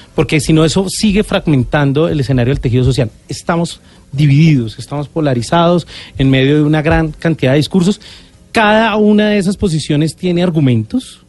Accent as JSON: {"language": "Spanish", "country": "Colombia"}